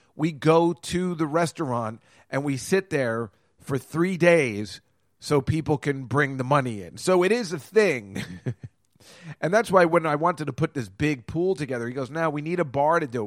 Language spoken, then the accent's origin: English; Edison, New Jersey, United States; now in New York, United States; We're both from Edison